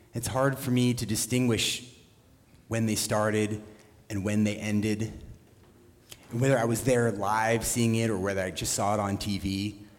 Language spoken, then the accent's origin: English; Oregon, United States; growing up in Oregon